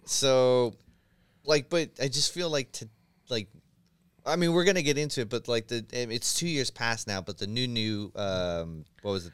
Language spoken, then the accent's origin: English; San Francisco, California, United States; born and raised in San Francisco